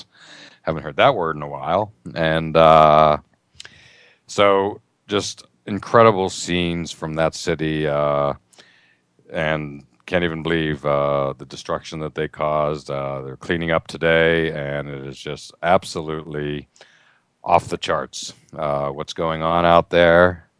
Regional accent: near Pittsburgh, Pennsylvania, United States; moved away as an adult; now in suburban Boston, United States; I grew up near Pittsburgh

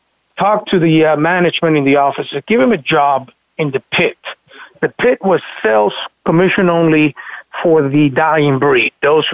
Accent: Florida, United States; Decided to move back to my hometown and where I kind of grew up in South Florida.

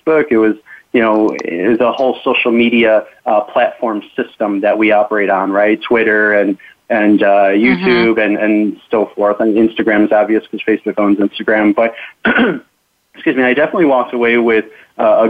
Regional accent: Chicago, Illinois, United States; moved away as an adult; I was born and raised in Chicago, and I was a private investigator there for 15 years.

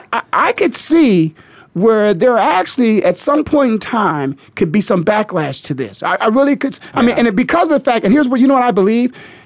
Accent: Canton, Ohio, United States; now in Phoenix, United States; I'm born and raised in Canton, Ohio. The Pro Football Hall of Fame is on my high school campus.

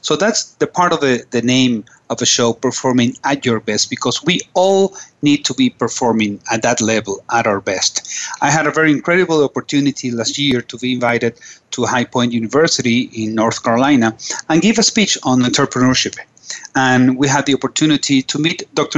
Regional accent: Caracas, Capital District, Venezuela; I am from Caracas and uh, nice, very nice country on top of South America.

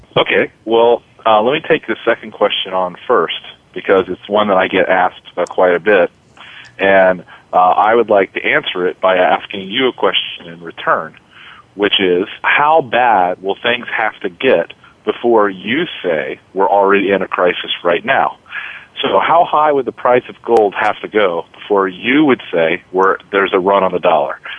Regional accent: United States; as an American

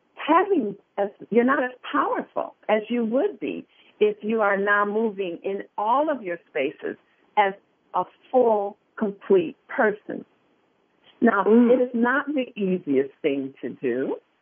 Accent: Detroit, Michigan, United States; I grew up in Detroit, Michigan

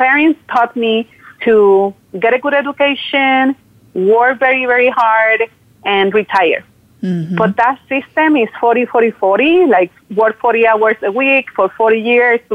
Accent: Puerto Rico; moved away; I am originally from Puerto Rico, so I'm very proud of that. I'm a Boricua, we call it

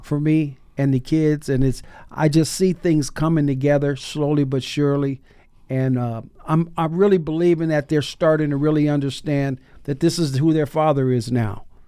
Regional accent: Bay Area, California, United States; now in Seattle, United States; when I was growing up in the Bay Area

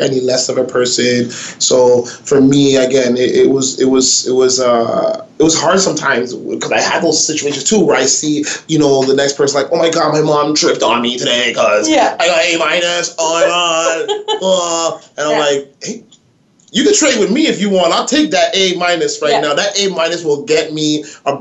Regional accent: Toronto, Ontario, Canada; accent: Toronto slang mixed with Jamaican slang; Born and raised in Toronto in the west side, North York

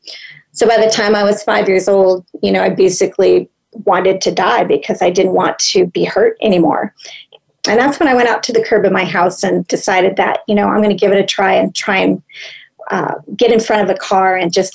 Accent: Los Angeles, California, United States; I grew up in Los Angeles, in the heart of Los Angeles, a long time ago.

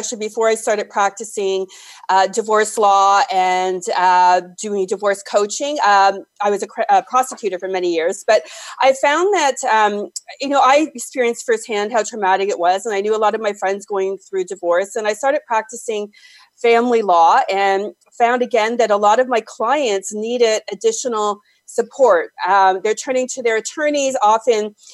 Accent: Toronto, Ontario, Canada; I am, born and raised, and I love it here except in the winter.

